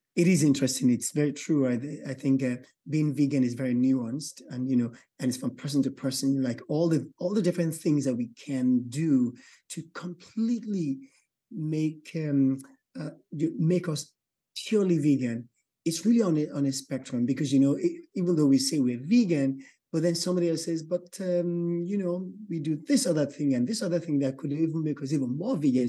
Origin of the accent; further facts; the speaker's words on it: Nigeria; moved away; I'm from Nigeria, West Africa